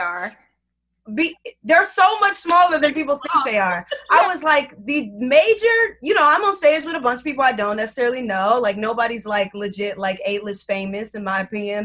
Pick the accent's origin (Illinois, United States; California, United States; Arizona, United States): Illinois, United States; Chicago; moved away as an adult; now in New York, United States; back home because I'm from Chicago